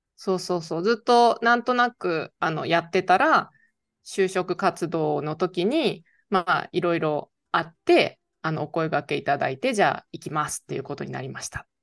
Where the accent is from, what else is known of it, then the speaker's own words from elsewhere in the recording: Niigata, Japan; moved away as an adult; もともと新潟の米農家出身